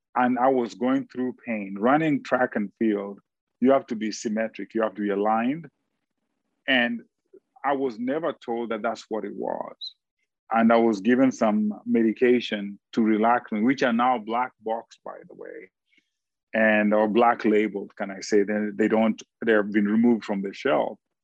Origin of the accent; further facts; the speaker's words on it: Kenya; now in United States; being a Kenyan